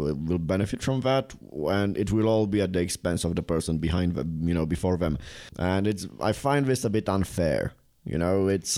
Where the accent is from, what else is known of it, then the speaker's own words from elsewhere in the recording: Bucharest, Romania; now in Prague, Czech Republic; I come from a place no one wants to visit. It's not a thing on a, on a you know on the global map of tourism. Bucharest